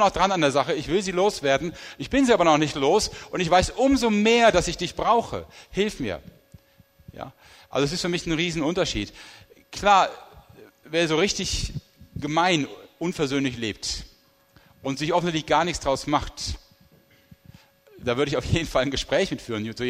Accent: Rhineland, Germany; wo das nicht so einfach ist wie für mich als Rheinländer

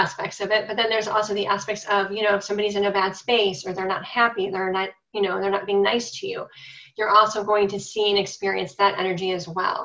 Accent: Cleveland, Ohio, United States; I'm from Cleveland, Ohio

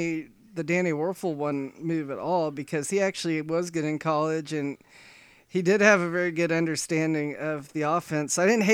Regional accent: Corpus Christi, Texas, United States; a little boy growing up in Corpus Christi, Texas with big dreams.

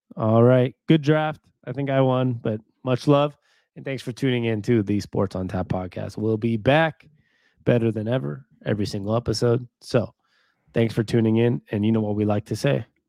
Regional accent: Seattle, Washington, United States; now in Arizona, United States; we grew up in Seattle

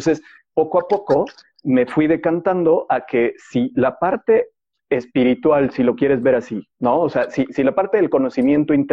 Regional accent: Mexico City, Mexico; also born or lived in Yucatán / Puebla / León / Guadalajara; yo nací en Ciudad de México, y me mudé muchísimas veces de Ciudad de México. A los 12 años estuve viviendo en Yucatán y después de eso regresamos a Ciudad de México

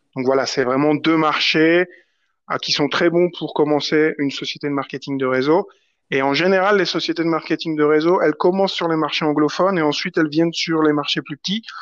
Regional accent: France; on est français

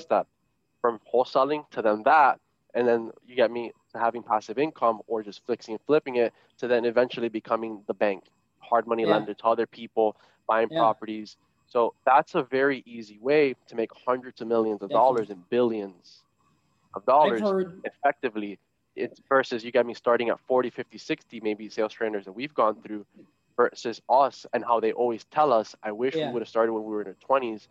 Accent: United States; I was born here, by the way, so I could be president, because I was born here. I'm American

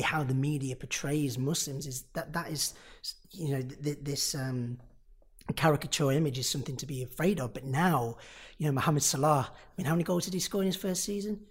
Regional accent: Nottingham, East Midlands, United Kingdom; I'm from Nottingham

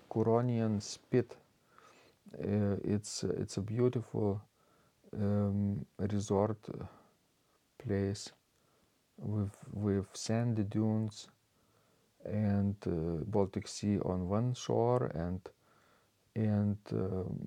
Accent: Bratislava, Bratislava Region, Slovakia; now in Canada; I grew up in Bratislava, Slovakia, and listening to the organ in the big Lutheran church was quite an experience.

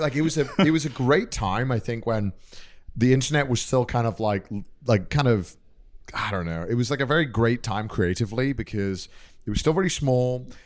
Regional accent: North Wales, United Kingdom; moved away as an adult; now in Japan; I grew up in, like, I grew up in North Wales

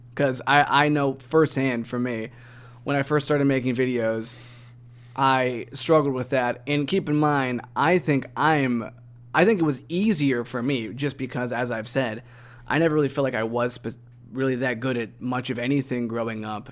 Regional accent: Northeast Ohio, United States; now in Tennessee, United States; growing up in Northeast Ohio, in which it's really cloudy and we don't see a whole lot of sun

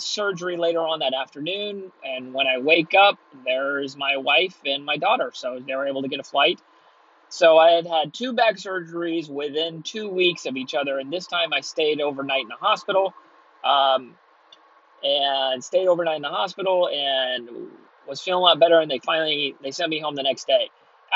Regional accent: Texas, United States; moved away as an adult; also born or lived in Southern California; I'm from Texas

